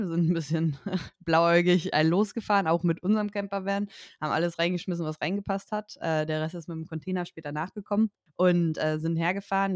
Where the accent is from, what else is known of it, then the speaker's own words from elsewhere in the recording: Germany; moved away as an adult; now in Spain; ich als Deutsche arbeite nicht in Deutschland und bin nicht in Deutschland angestellt